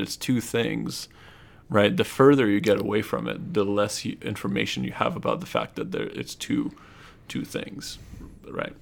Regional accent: Japan; moved away; also born or lived in Russia; I'm originally Russian. And I grew up in Japan

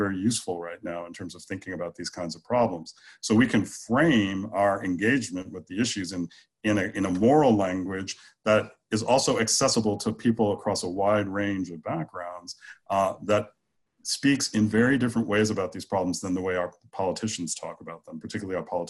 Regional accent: United States

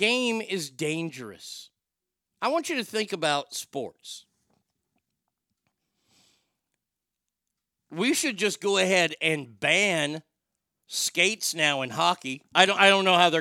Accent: United States; as an American

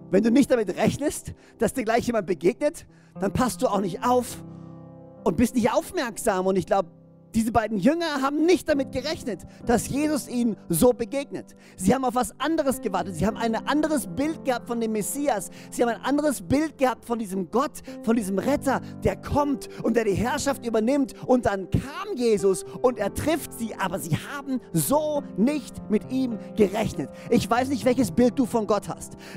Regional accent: Böhringen, Baden-Württemberg, Germany; now in Orsingen, Germany; Ich meine, hey, ich bin in Böhring groß geworden und lebe jetzt in Orsingen.

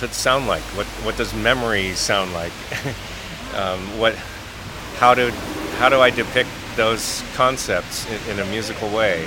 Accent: United States; I'm Japanese American

